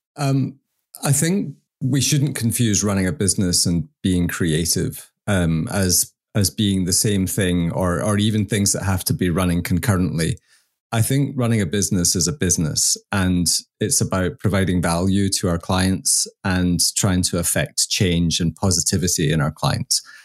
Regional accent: Scotland, United Kingdom; I'm Scottish

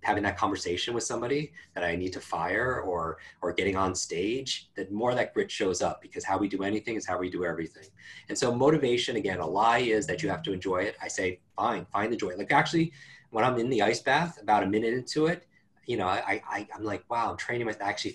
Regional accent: Northeast, United States; I live in the Northeast. I grew up in the Northeast

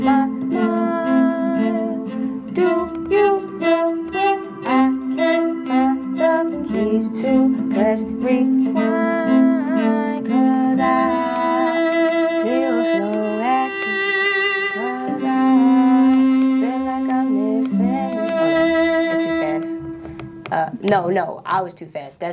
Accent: Philadelphia, Pennsylvania, United States; I am a singer-songwriter from Philly

